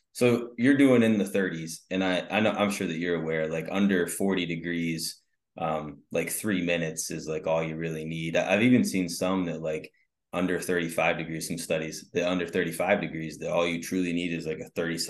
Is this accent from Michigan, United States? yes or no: yes; Northern Michigan, United States; I grew up in Northern Michigan